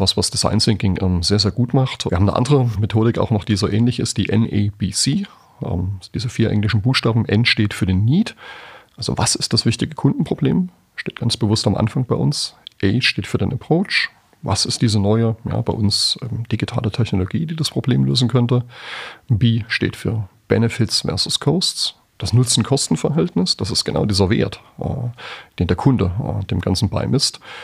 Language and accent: German; Germany; als Deutsche